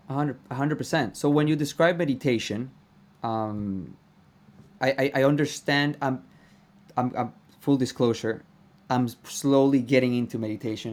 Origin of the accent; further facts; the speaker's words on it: Venezuela; I am Venezuelan